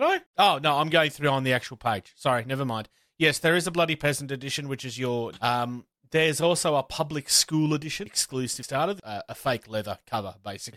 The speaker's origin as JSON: {"language": "English", "country": "Australia", "said": "I'm from Australia"}